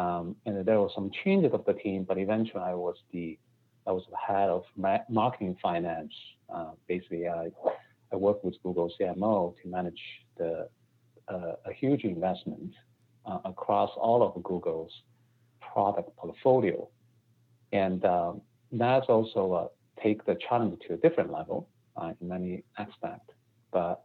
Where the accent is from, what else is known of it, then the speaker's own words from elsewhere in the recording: China; moved away as an adult; also born or lived in Beijing; now in United States; I grew up in China, and my undergrad is in Beijing, and I worked in Beijing for a few years. And then I came to the United States for my MBA education.